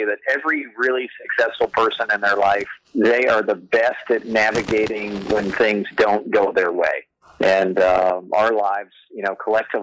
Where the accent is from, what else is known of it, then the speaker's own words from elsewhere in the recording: Oklahoma, United States; growing up in Oklahoma